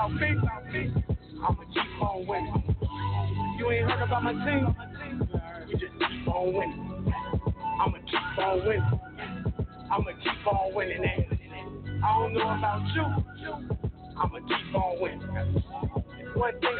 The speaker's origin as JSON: {"language": "English", "town": "Chicago", "region": "Illinois", "country": "United States", "said": "And I'm from Chicago, and we just try to get a little bit hard out here."}